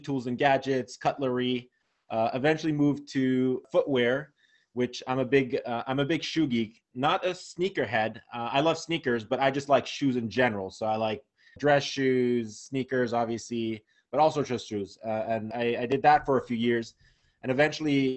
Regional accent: Geneva, Switzerland; moved away as an adult; also born or lived in Vermont / New York; now in Los Angeles, United States; So originally born and raised in Geneva, Switzerland. So I grew up there

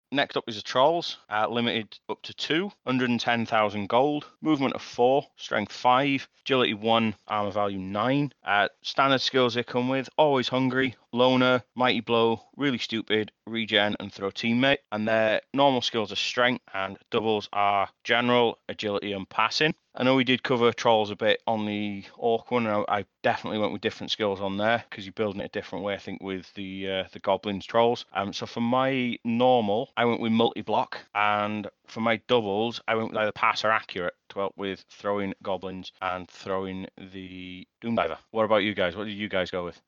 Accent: Leeds, Yorkshire and the Humber, United Kingdom; accent: broad Yorkshire; I'm from Yorkshire

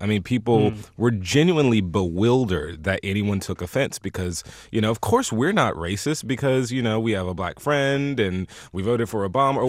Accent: the South, United States; I'm from the South, so I say y'all.

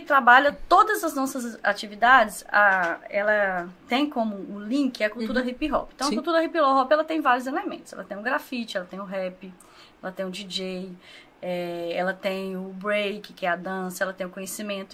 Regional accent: Governador Valadares, Minas Gerais, Brazil; eu sou nascida aqui, criada em Governador Valadares

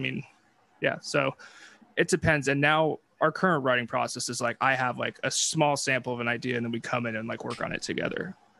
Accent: California, United States; moved away; I'm from California

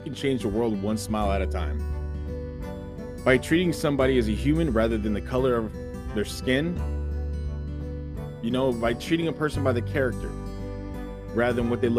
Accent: United States; we're American

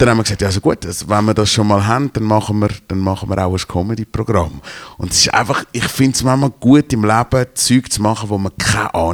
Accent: Switzerland; als, als Schweizer ist es wie klar, und ich gehe jetzt hunderte von Jahren zurück

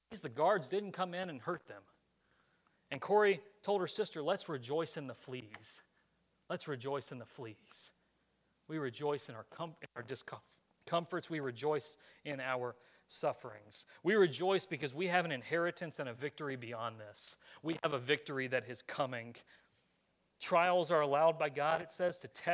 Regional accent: United States; this nation is where I was born, and Lord willing, where I get to raise my kids

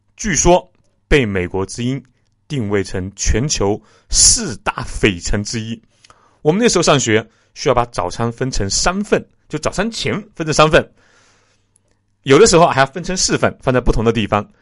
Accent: Jingzhou, Hubei, China; 我的家乡是湖北荆州沙市区

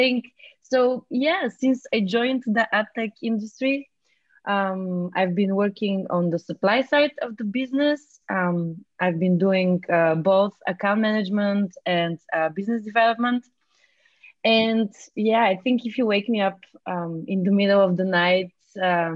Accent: Bulgaria; moved away as an adult; now in Berlin, Germany; I'm from Bulgaria. And I've been living in Berlin since 2014.

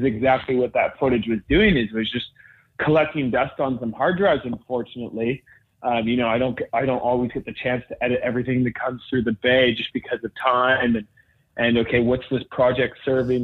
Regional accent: Whistler, British Columbia, Canada; growing up in Whistler, BC, it was kind of the best place to grow up in that space.

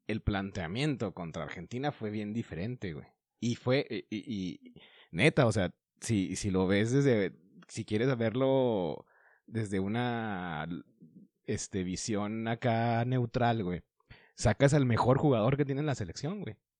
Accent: Mexico; güeyes que estamos aquí en México

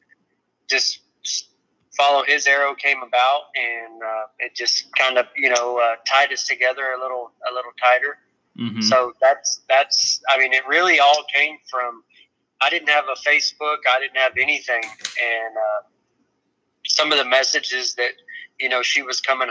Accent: Rogers, Texas, United States; I grew up about 30 miles from there in a little town called Rogers, Texas

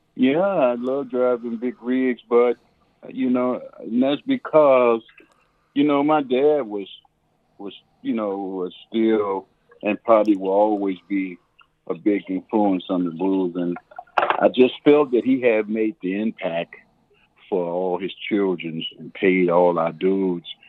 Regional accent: Chicago, Illinois, United States; I grew up, uh, born and raised in Chicago

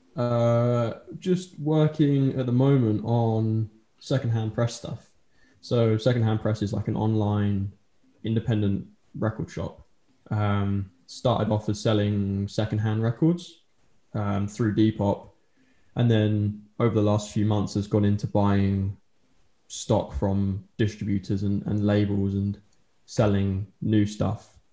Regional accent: Colchester, East of England, United Kingdom; moved away as an adult; now in Norwich, United Kingdom; I'm originally from Colchester um, in Essex, and then moved here, and I've been living here ever since.

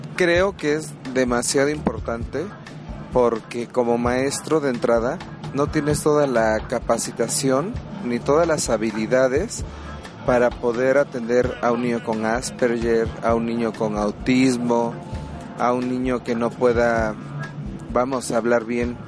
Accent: Tehuacán, Puebla, Mexico; soy de Tehuacán, Puebla

